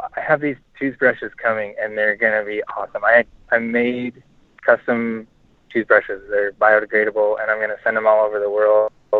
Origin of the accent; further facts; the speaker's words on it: Oregon, United States; now in Texas, United States; No, I'm from Oregon.